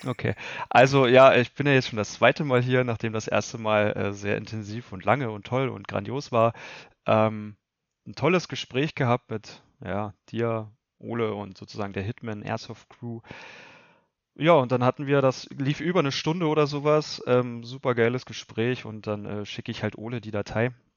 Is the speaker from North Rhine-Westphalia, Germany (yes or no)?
no; Lusatia, Spremberg/Cottbus region, Brandenburg, Germany; wir kommen ja alle aus der Lausitz, Region Spremberg, Cottbus und so weiter